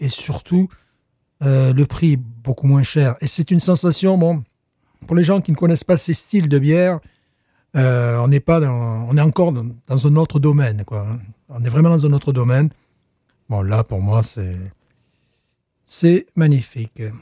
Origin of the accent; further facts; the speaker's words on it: France; now in United States; je suis French teacher, je suis français, je suis européen